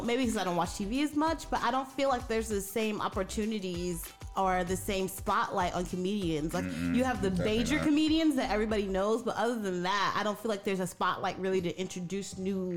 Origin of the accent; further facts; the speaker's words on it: New York City, New York, United States; moved away; but I actually am from Brooklyn. Shout out Canarsie.